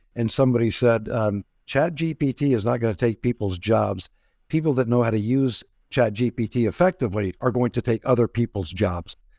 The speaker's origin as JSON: {"language": "English", "town": "San Antonio", "region": "Texas", "country": "United States", "tie": "born or raised there", "said": "my hometown, beautiful San Antonio, Texas"}